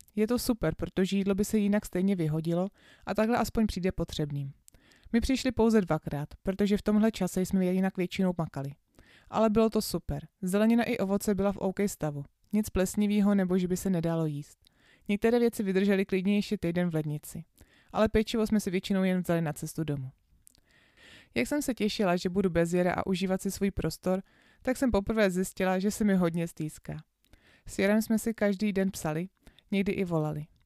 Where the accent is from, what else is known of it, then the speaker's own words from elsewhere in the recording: Czechia; že z Čech